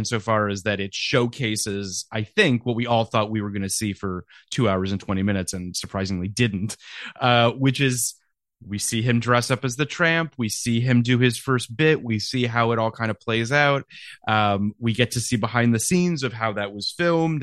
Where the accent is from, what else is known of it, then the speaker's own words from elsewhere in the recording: Canada; As a Canadian